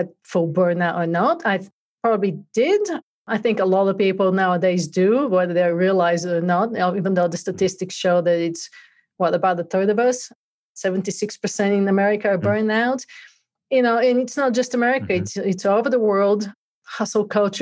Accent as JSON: {"language": "English", "country": "Bulgaria", "tie": "born or raised there", "moved": "as an adult", "lives_now": "United States", "said": "I grew up in Bulgaria, actually, and came to the US in 96"}